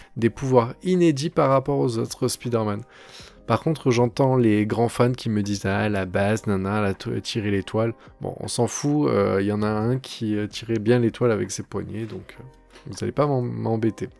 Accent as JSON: {"language": "French", "area": "Montélimar area", "region": "Auvergne-Rhône-Alpes", "country": "France", "tie": "born or raised there", "said": "du côté de Montélimar. Donc c'est un peu ma région natale"}